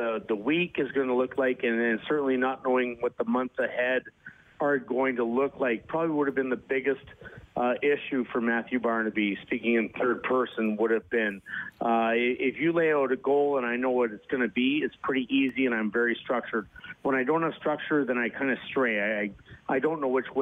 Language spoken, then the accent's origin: English; Canada; being Canadian